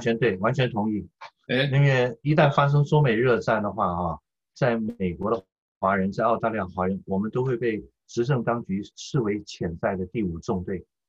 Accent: Taiwan; moved away as an adult; now in United States; 我们是台湾长大的中国人

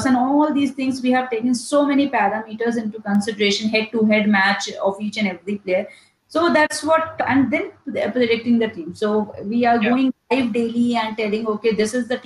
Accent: India; as being an Indian

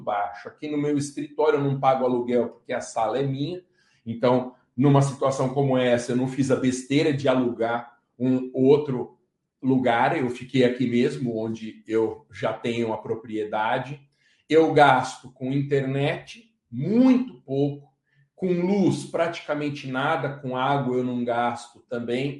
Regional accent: Guarulhos, São Paulo, Brazil; A cidade onde eu nasci, Guarulhos

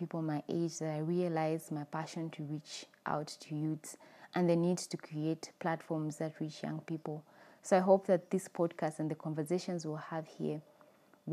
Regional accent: Zambia; I was born and raised in Zambia, and that's where I currently live.

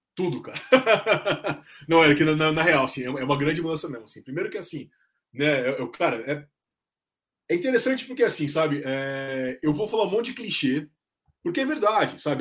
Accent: São Bernardo do Campo, São Paulo, Brazil; São Bernardo, a minha terra, é muito variado

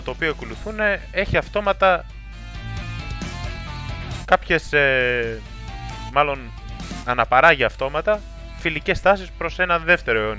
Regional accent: Greece; Οπότε προφανώς το Ισραήλ δεν είναι μια επιλογή την οποία θα μπορούσαμε συνειδητά ως Έλληνες εθνικιστές να επιλέξουμε.

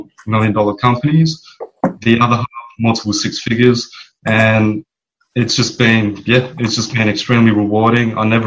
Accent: Perth, Western Australia, Australia; moved away as an adult; also born or lived in Bali; now in Philippines; born and raised in Perth

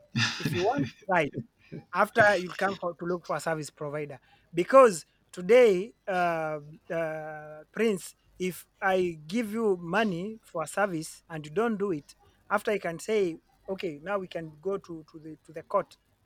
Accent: Kenya; moved away as an adult; now in Europe

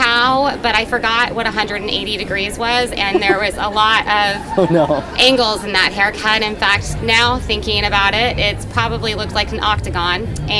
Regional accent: Tucson, Arizona, United States; I'm from Tucson, Arizona

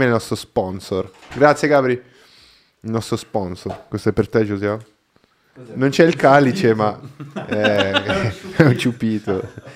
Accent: Brazil; Italian is a second language; now in Italy; io non sono italiano, quindi magari i giocattoli che c'erano in Brasile

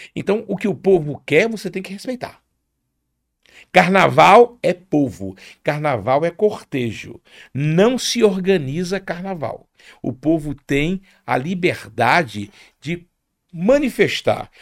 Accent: Rio de Janeiro, Brazil; moved away as an adult; now in Aracaju, Brazil; Eu nasci no Rio de Janeiro, eu sou de família tradicional pana e o carnaval, eu, na minha adolescência, morando na Penha

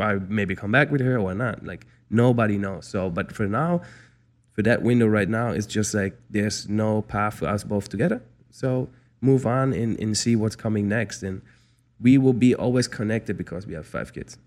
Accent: Frankfurt, Hesse, Germany; moved away as an adult; also born or lived in Mississippi, United States / Calabasas, United States; now in Los Angeles, United States; I'm a city boy growing up in Germany, Frankfurt

